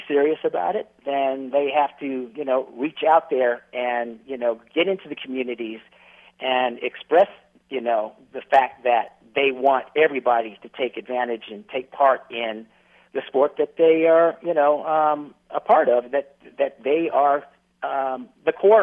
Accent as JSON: {"language": "English", "region": "Northern California", "country": "United States", "tie": "born or raised there", "also_born_or_lived": "Southeast US", "moved": "as an adult", "said": "growing up in Northern California"}